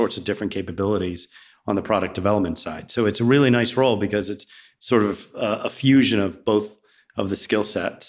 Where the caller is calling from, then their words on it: Roswell, Georgia, United States; also born or lived in New Jersey; Roswell, Georgia. So just north of Atlanta.